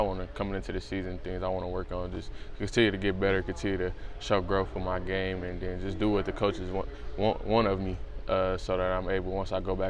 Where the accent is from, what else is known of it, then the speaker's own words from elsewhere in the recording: Detroit, Michigan, United States; I'm from Detroit, Michigan.